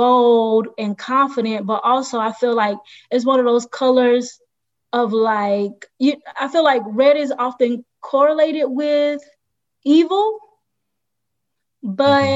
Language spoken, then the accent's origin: English; Denmark, South Carolina, United States; moved away as an adult; also born or lived in Philadelphia, Pennsylvania / Columbia, South Carolina; now in Atlanta, United States; Born in Philadelphia, raised in Denmark, South Carolina